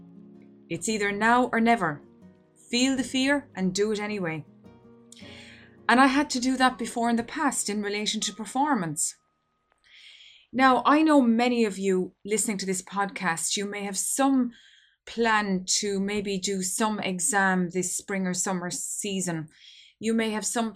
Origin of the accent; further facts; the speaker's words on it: Ireland; here in my home country of Ireland